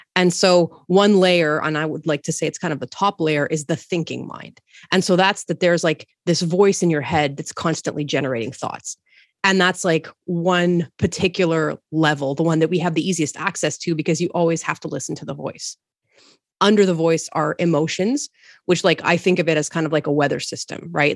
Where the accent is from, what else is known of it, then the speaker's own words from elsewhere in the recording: Montreal, Quebec, Canada; moved away as an adult; also born or lived in Toronto; I'm from Montreal